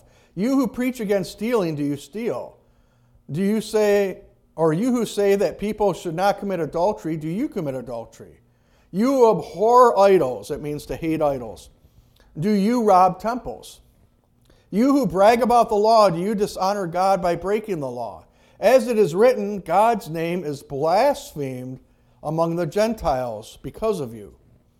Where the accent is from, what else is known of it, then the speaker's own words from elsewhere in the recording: Kenosha, Wisconsin, United States; Most of you know I came from Kenosha, and Kenosha is a huge Union city.